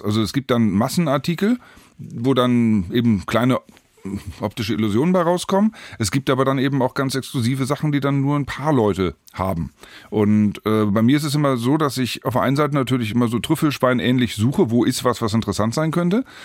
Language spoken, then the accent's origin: German; Hanover, Lower Saxony, Germany; Geboren und aufgewachsen und geblieben in Hannover